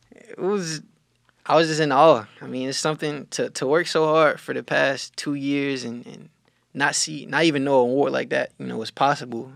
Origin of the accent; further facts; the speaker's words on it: Cordele, Georgia, United States; moved away; I'm from Cordial, Georgia